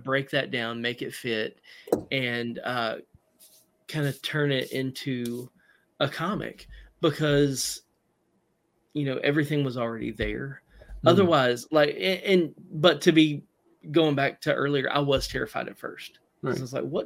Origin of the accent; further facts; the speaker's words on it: Southern, Southern United States, United States; accent: Southern; my Southern accent